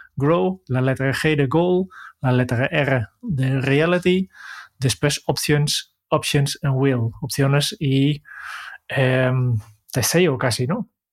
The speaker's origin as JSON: {"language": "Spanish", "country": "Netherlands", "moved": "yes", "lives_now": "Spain", "said": "yo, vengo de Holanda"}